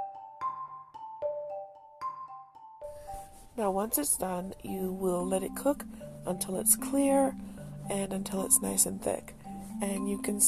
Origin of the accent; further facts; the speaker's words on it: Detroit, Michigan, United States; I am definitely a child of Detroit